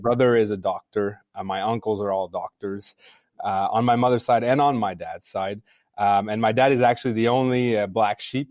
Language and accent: English; Montreal, Quebec, Canada; I grew up in Montreal, so I'm a Montrealer.